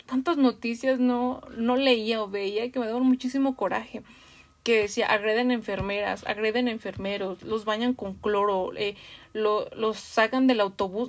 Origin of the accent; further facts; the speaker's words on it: Mexico City, Mexico; los que somos de la Ciudad de México